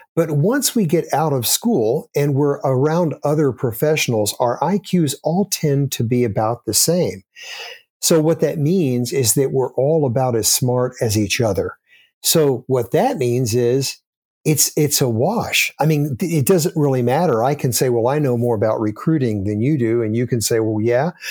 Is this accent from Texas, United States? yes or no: yes; Austin, Texas, United States; moved away; I grew up in Austin, Texas, and lived there most of my childhood